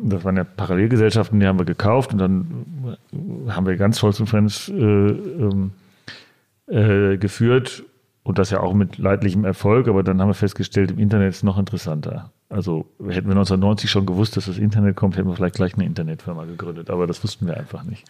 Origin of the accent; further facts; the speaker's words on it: Dortmund, North Rhine-Westphalia, Germany; now in Berlin, Germany; ich äh, gebürtiger Dortmunder bin